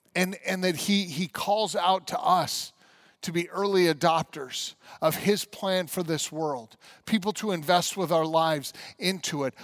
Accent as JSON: {"language": "English", "town": "Grand Junction", "region": "Colorado", "country": "United States", "tie": "born or raised there", "said": "I was raised in Grand Junction, Colorado."}